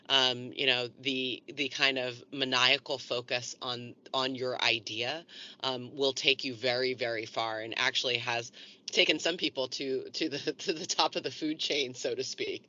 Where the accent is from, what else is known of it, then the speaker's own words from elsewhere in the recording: East Coast, United States; moved away as an adult; now in California, United States; I am originally from the East Coast. I came to California in the late 90s